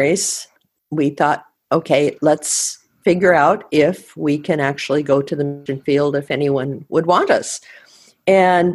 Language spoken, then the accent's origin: English; Colville, Washington, United States; also born or lived in Decorah, Iowa / Tacoma, Washington / Tanzania / India; we had to move every once in a while, and we moved from Iowa to the state of Washington, and I grew up in two small towns in Washington, Chewila and Colville